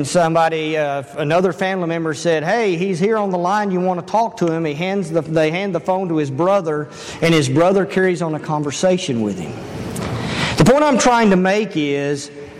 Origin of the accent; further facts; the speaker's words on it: Elizabethtown, Kentucky, United States; moved away; I grew up in Elizabethtown, Kentucky